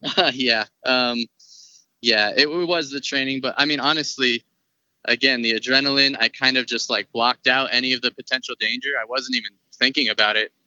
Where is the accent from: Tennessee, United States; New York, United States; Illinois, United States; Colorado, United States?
Colorado, United States; born born and raised in Colorado. Been here my whole life.